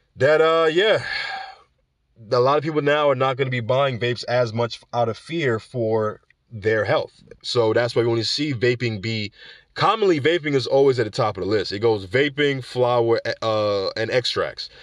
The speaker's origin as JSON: {"language": "English", "region": "New York", "country": "United States", "tie": "born or raised there", "said": "growing up in New York or living in New York"}